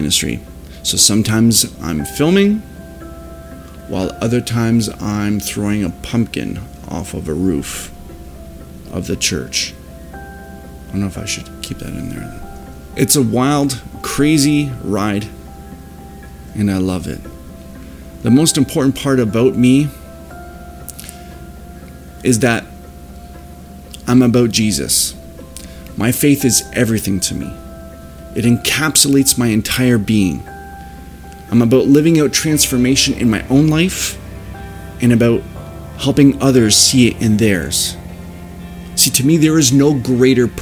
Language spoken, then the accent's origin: English; Leamington, Ontario, Canada; I was born and raised right here in Leamington, Ontario